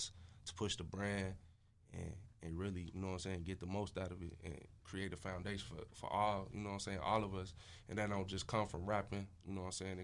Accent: Maywood, Illinois, United States; also born or lived in Austin, Chicago; I'm from Maywood.

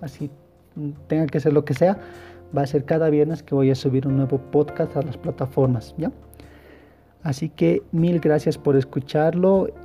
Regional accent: El Alto, La Paz, Bolivia; yo soy de aquí, del Alto, si me estás escuchando de otro departamento y si me estás escuchando de otro país, pues soy de Bolivia.

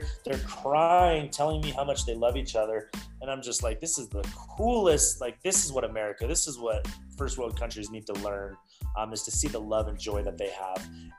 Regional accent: Canada; I was born in Canada, and like we lived at a certain part of my age, we lived with my grandmother in the basement, right?

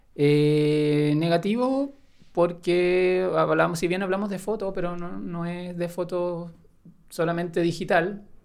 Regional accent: Lebu, Biobío, Chile; moved away; en ese tiempo estaba viviendo en el sur, ¿Mm? en Lebu. Yo soy de allá de Lebu.

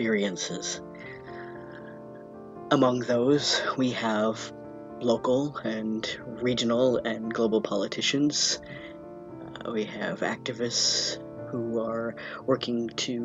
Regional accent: Vermont, United States; I was born and raised in Vermont from a family of longtime Vermonters from before statehood.

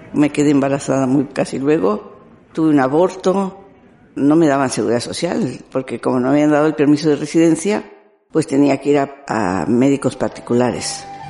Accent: Monterrey, Nuevo León, Mexico; moved away as an adult; now in Basque Country, Spain; soy de México, bueno, Monterrey, Nuevo León, México

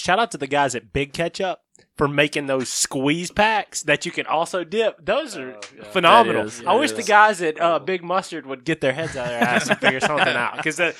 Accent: United States; I'm from Walker County, bro.

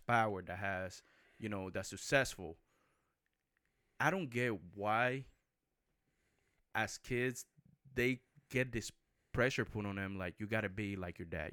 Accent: Puerto Rico; I grew up in Puerto Rico

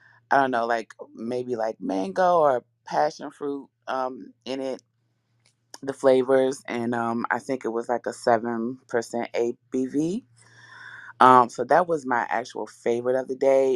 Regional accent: Richmond, Virginia, United States; now in Alexandria, United States; I live in Alexandria, but I'm from Richmond.

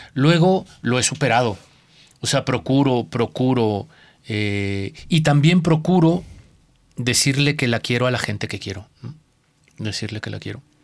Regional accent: Pahuatlán, Puebla, Mexico; Yo nací en la Sierra Norte, en una sierra muy eh, cerrada, que valga la, expresión muy intrincada de una, cordillera en la Sierra Madre Oriental, eh, en una cordillera. Eh, el pueblito se llama Paguatlán

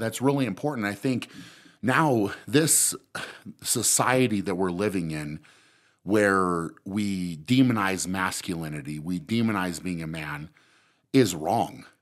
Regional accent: Fort Lupton, Colorado, United States; I grew up in Fort Lupton

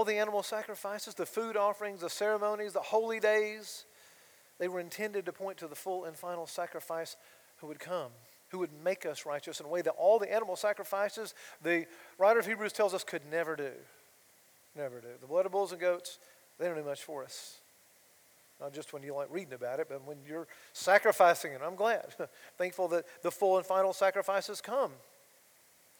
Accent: Georgia, United States; my hometown in Georgia

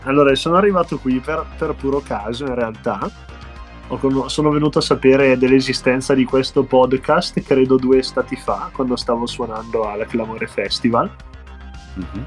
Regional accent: Bergamo, Lombardy, Italy; accent: Bergamasque; siamo della scena bergamasca, insomma, come su, suppongo si sentirà anche dall'accento

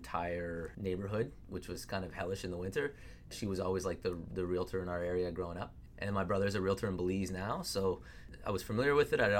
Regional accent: Vancouver, British Columbia, Canada; also born or lived in Ottawa; I was born in Ottawa, and the whole family moved back to Vancouver. So I've been here a long time

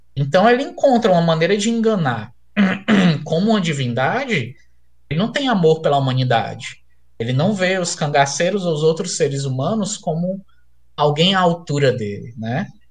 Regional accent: Fortaleza, Ceará, Brazil; also born or lived in Crateús, Ceará; eu sou de Fortaleza, mas eu morei no interior do Ceará, em Crateús

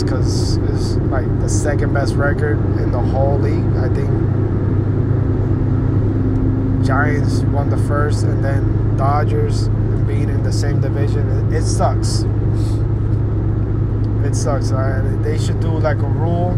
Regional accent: Puerto Rico; English is a second language; I'm from Puerto Rico

